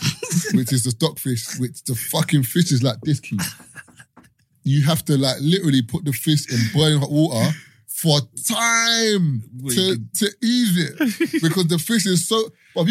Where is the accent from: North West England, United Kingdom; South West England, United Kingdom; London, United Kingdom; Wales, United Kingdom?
London, United Kingdom; someone from the West who's grown up in London